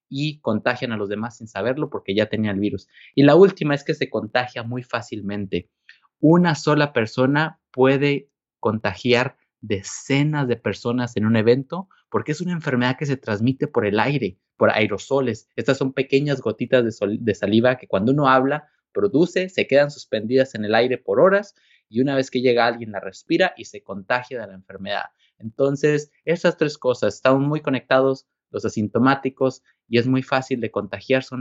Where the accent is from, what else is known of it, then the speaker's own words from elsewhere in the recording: Mexico; yo crecí en México, estuve trabajando algunos años en Chiapas Rural como médico.